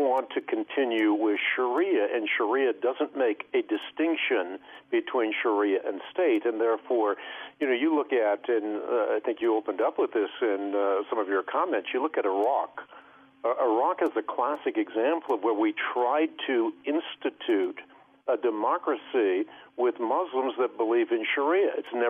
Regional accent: Netherlands; moved away; I know we immigrated from Holland. Well, the first thing that we did is we found a community of Dutch people, so we'd go to church and understand what was going on in the sermon.

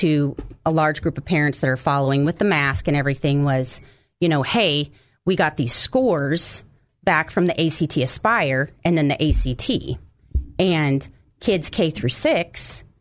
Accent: Montana, United States; now in Cabot, United States; I'm from Montana

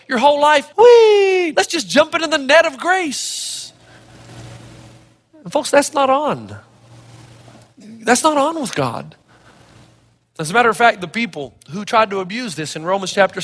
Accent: Elizabethton, Tennessee, United States; moved away; When I was growing up in Elizabethan, Tennessee

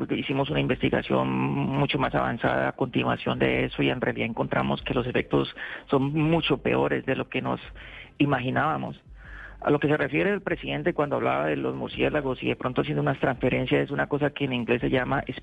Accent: Colombia; now in United States; Colombia tiene mucho que ofrecer y yo te puedo decir que yo no, yo salí de Colombia gracias a lo que Colombia me dio. ¿Ves? O sea, yo ya cuando estaba en Colombia yo tenía siete publicaciones científicas

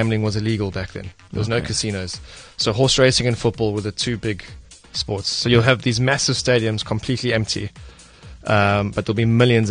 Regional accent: Johannesburg, Gauteng, South Africa; also born or lived in Durban; I was born in Durban. I grew up in Johannesburg.

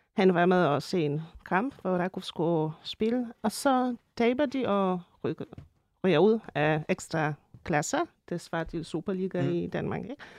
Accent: Częstochowa, Silesian Voivodeship, Poland; moved away; jeg kommer fra Shestjova

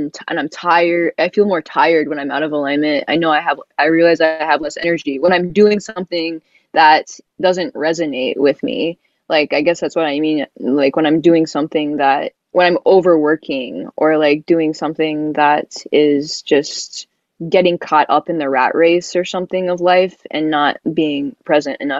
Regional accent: the South, United States; I'm from the South and my whole family is from the South

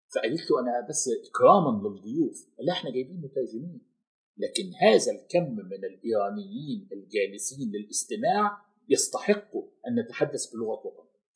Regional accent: Cairo, Cairo Governorate, Egypt; moved away as an adult; now in Gulf region; انا كنت امضيت في القاهره وفي مصر اربع عقود كامله من حياتي

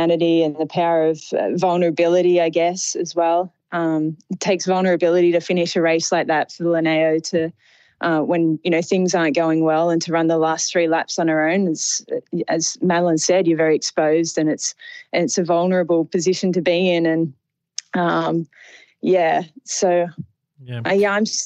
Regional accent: Sydney, New South Wales, Australia; I'm from Sydney

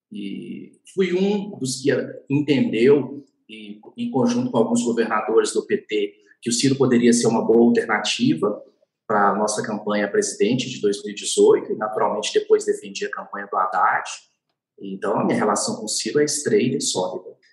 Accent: Minas Gerais, Brazil; como bom mineiro

